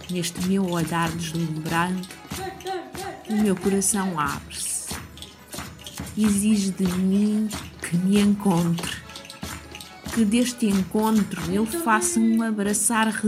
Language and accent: Portuguese; Vila Franca de Xira, Lisbon, Portugal; born or raised there